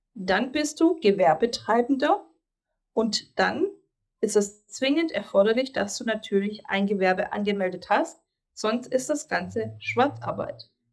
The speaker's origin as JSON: {"language": "German", "country": "Greece", "tie": "born or raised there", "moved": "yes", "lives_now": "Germany", "said": "ich als gebürtige Griechin"}